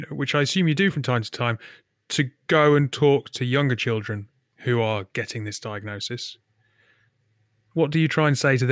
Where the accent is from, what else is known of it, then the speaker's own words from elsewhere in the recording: United Kingdom; As a Brit